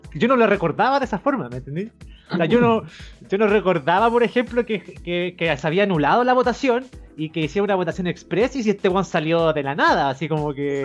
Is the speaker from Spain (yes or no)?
no; Chile; uno como chileno